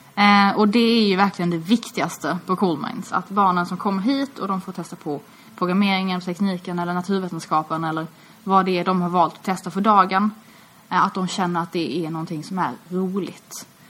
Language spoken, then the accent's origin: Swedish; Malmö, Skåne, Sweden; Jag är uppvuxen i Malmö, eh, och jag har alltid bott här.